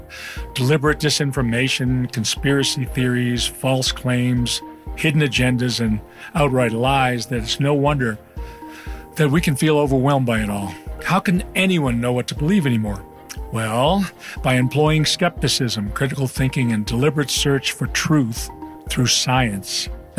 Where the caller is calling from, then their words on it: Santa Fe, New Mexico, United States; from Santa Fe, New Mexico.